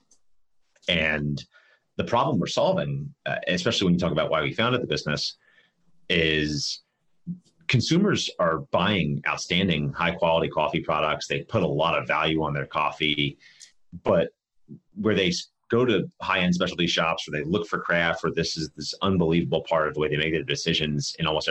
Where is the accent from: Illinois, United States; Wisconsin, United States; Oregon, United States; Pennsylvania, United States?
Pennsylvania, United States; outside of Philadelphia; moved away; also born or lived in New York; I grew up outside of Philadelphia